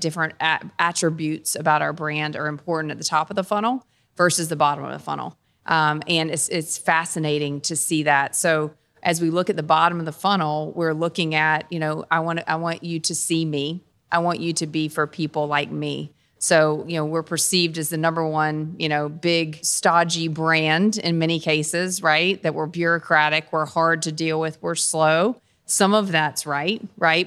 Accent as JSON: {"language": "English", "town": "Dunn", "region": "North Carolina", "country": "United States", "tie": "born or raised there", "also_born_or_lived": "Kentucky / Cincinnati", "said": "I'm from Dunn, North Carolina. So a North Carolina native"}